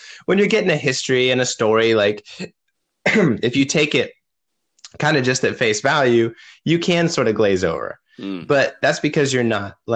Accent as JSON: {"language": "English", "region": "Florida", "country": "United States", "said": "I'm from Florida, so I live in Orlando"}